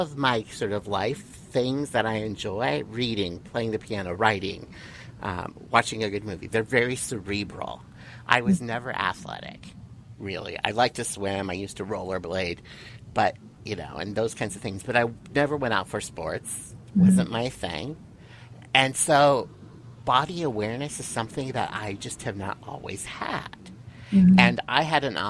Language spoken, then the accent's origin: English; South Dakota, United States; now in California, United States; I grew up in South Dakota, hardworking, middle class parents, raising three kids